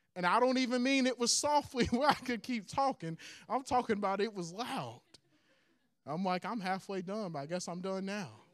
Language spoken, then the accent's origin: English; Hueytown, Alabama, United States; I used to go to Pittman, which now is called Huey Town Middle School